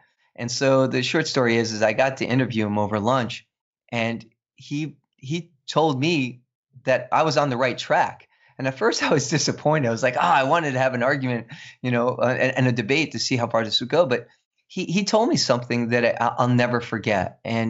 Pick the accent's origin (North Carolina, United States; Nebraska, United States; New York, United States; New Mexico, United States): New York, United States; New York City; I'm a New York City kid. I played stickball and stoop ball, and you know, I'm from the Bronx. And even though I don't sound it, right, I don't have that accent.